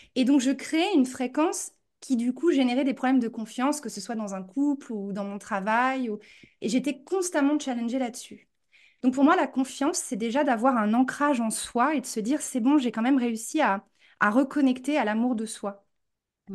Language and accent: French; France; moved away as an adult; also born or lived in New York; now in United States; j'ai grandi en France et je suis partie très jeune aux États-Unis pour faire mon master et je suis jamais revenue